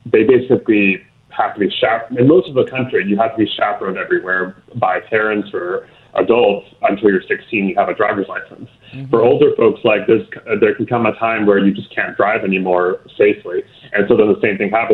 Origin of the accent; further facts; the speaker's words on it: Houston, Texas, United States; I'm from Houston, born and raised here